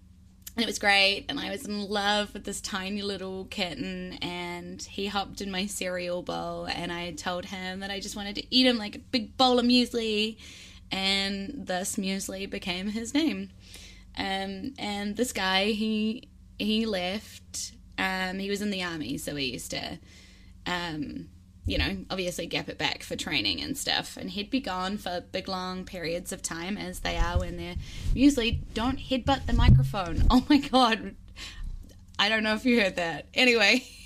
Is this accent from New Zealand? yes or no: yes; Wellington, New Zealand; my hometown here in Wellington in New Zealand